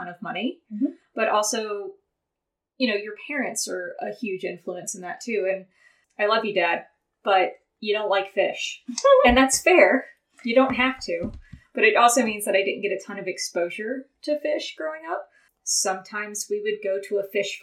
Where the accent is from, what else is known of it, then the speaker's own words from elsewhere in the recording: the Carolinas, United States; the Carolinas, which is where I grew up